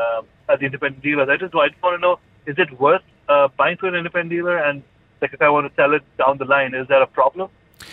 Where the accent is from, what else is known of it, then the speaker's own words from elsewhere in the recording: Canada; moved away as an adult; now in United Arab Emirates; I'm from Canada. I've lived there for 10, 15 years. I've come here now.